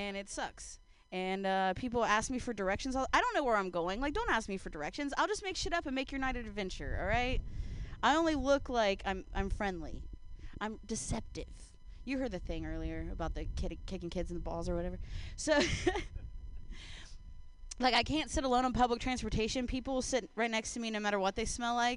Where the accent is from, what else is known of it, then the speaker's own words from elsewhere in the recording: Ohio, United States; now in San Francisco, United States; I grew up in Ohio